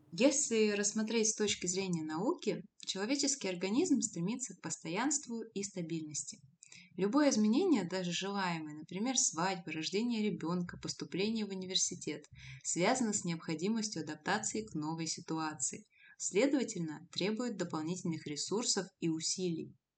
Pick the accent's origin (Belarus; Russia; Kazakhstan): Russia; Abakan, Khakassia; moved away as an adult; also born or lived in Novosibirsk; из Новосибирска в родной город Абакан